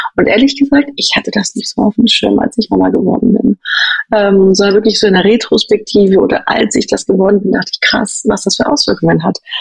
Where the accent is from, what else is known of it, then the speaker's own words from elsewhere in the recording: Berlin, Germany; moved away as an adult; now in Zurich, Switzerland; Ich komme ursprünglich aus Berlin